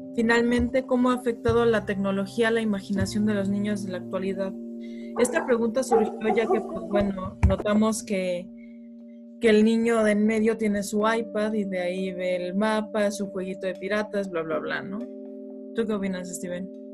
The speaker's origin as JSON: {"language": "Spanish", "region": "Mexico City", "country": "Mexico", "tie": "born or raised there", "also_born_or_lived": "Monterrey", "said": "cuando era muy, muy chica vivíamos en Monterrey, luego nos mudamos aquí a la Ciudad de México y de aquí hemos cambiado"}